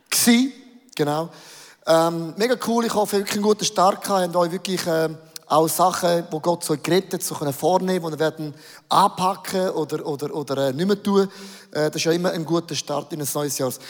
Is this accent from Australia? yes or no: no; Switzerland; Wir sind doch Schweizer, wir sind doch Eidgenossen, oder?